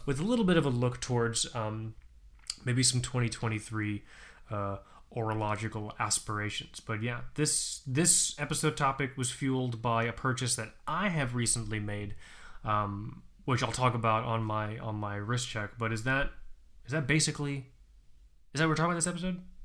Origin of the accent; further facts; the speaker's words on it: Florida, United States; moved away as an adult; I'm one of seven people that's actually born in Florida